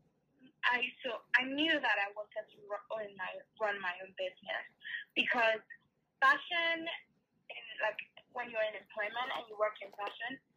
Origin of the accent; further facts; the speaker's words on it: Nigeria; moved away; I grew up in Nigeria